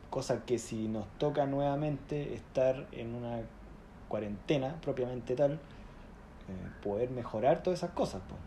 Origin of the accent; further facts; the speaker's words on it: Chile; accent: chileno; moved away as an adult; now in London, United Kingdom; estudié en Chile